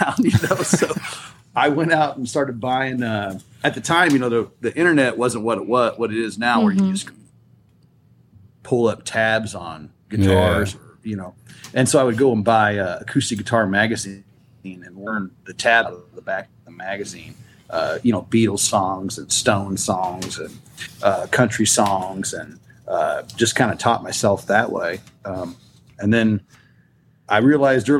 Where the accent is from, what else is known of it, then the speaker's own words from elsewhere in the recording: Western Kansas, United States; I grew up in Western Kansas